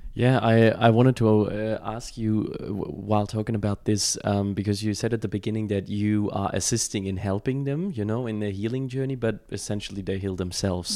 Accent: Germany; moved away; I was born and raised in Germany

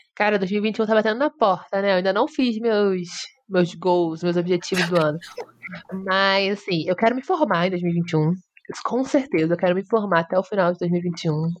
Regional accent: Rio de Janeiro, Brazil; Eu sou do Rio

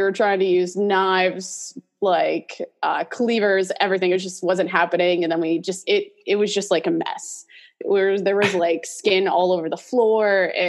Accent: New York, United States; grew up in Western New York, coldest place I've ever lived, though I do love the snow, so it does make me miss it being down here now.

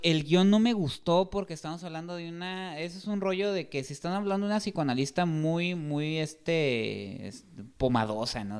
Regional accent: Mexico

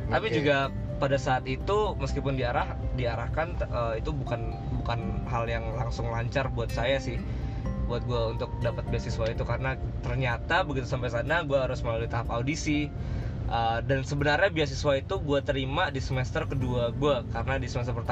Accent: Jakarta, Indonesia; born there; gue lahir di Jakarta

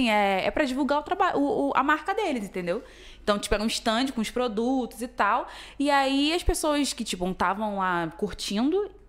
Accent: Nova Iguaçu, Rio de Janeiro, Brazil; Eu sou de Nova Iguaçu

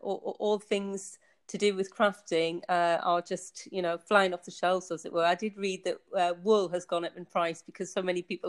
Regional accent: Tynemouth, North East England, United Kingdom; moved away as an adult; also born or lived in United States / Bedfordshire, England; now in Basel, Switzerland; you can maybe able to tell from my accent. I was born in the northeast of England. I grew up in a seaside town called Tynemouth, quite a built up in the Victorian times, so it's got quite a lot of history to it.

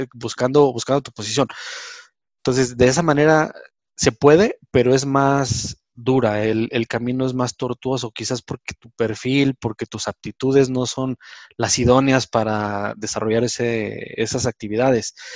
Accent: Mexico; como mexicanos

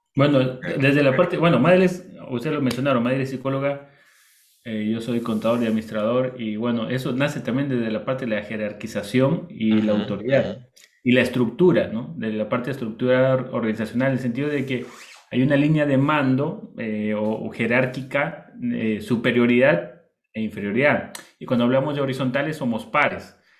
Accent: Bolivia; moved away; also born or lived in Costa Rica / Ecuador; yo soy boliviano, mi esposa es del Perú

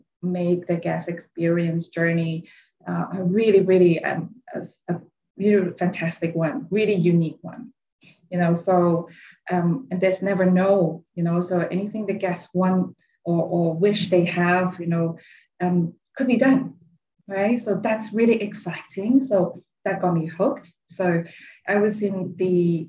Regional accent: England, United Kingdom; moved away as an adult; also born or lived in Switzerland; now in Thailand; I'm Chinese from England

